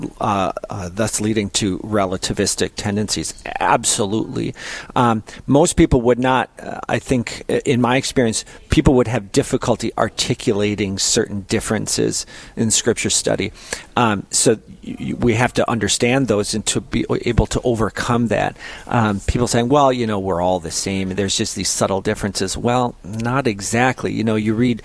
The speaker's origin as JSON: {"language": "English", "town": "Fargo", "region": "North Dakota", "country": "United States", "tie": "born or raised there"}